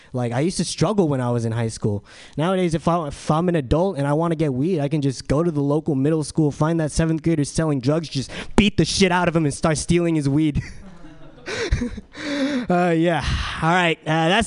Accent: San Diego, California, United States; now in San Francisco, United States; I'm from San Diego.

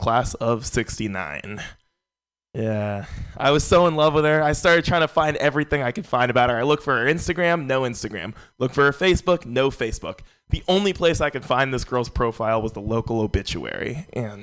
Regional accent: San Francisco, California, United States; Born and raised in San Francisco

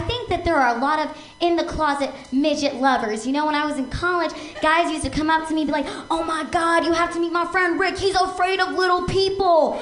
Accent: Seattle, Washington, United States; now in Los Angeles, United States; I'm originally from Seattle

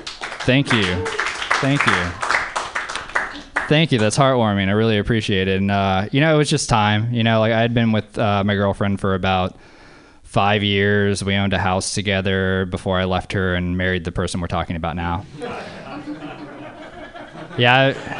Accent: Louisiana, United States; now in Oakland, United States; I live in Oakland, but I grew up in Louisiana.

